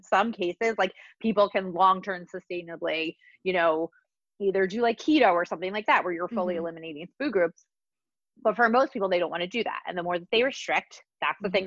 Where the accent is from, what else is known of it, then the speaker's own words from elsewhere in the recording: New Jersey, United States; Growing up, I grew up in New Jersey and like in the 80s and the 90s.